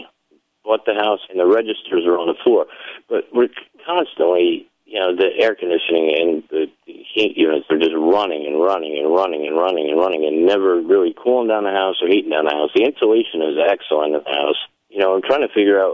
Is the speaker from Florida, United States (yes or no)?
no; Vermont, United States; moved away; I grew up in Vermont